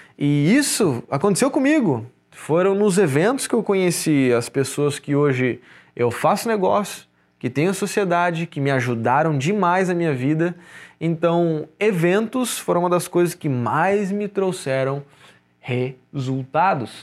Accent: Porto Alegre, Rio Grande do Sul, Brazil; now in Florianópolis, Brazil; Sou gaúcho de Porto Alegre

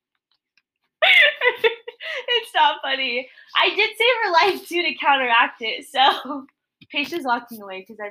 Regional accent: West Jordan, Utah, United States; I was born in West Jordan, Utah

